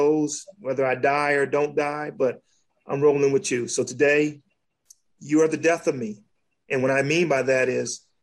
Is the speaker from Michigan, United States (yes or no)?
yes; Detroit, Michigan, United States; now in South Carolina, United States; I grew up in the streets of Detroit. Well, I grew up in Detroit